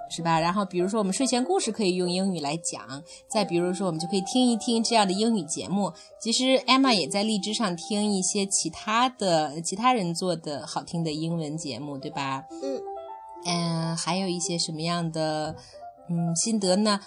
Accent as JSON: {"language": "Chinese", "country": "China", "said": "我们中国人"}